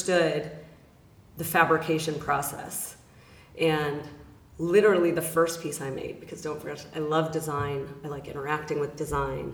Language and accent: English; Los Angeles, California, United States; I am born and raised in Los Angeles, California